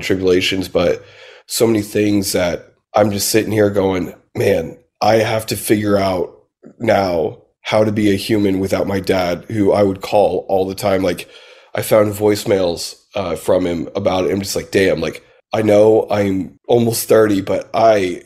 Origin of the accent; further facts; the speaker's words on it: Southern Indiana, United States; now in Nashville, United States; I grew up in Southern Indiana, so and we were kind of poor growing up